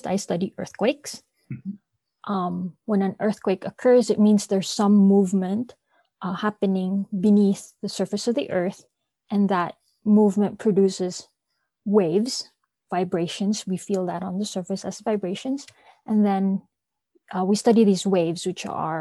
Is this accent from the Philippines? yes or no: yes; Philippines; I'm from the Philippines